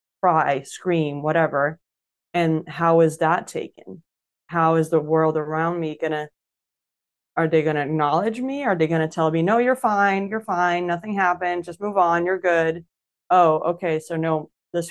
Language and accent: English; Denmark; also born or lived in Brazil; I was born in Brazil and I lived there until I was 10. So we moved to Denmark when I was 10.